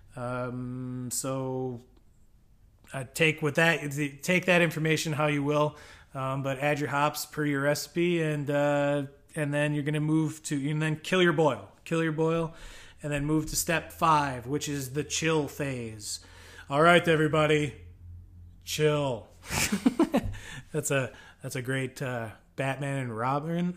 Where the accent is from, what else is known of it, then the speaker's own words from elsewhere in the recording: United States; I'm an American.